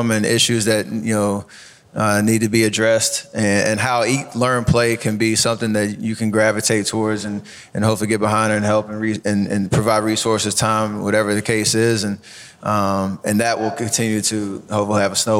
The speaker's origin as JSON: {"language": "English", "town": "Charlotte", "region": "North Carolina", "country": "United States", "tie": "born or raised there", "moved": "as an adult", "lives_now": "Oakland, United States", "said": "I grew up in Charlotte, North Carolina"}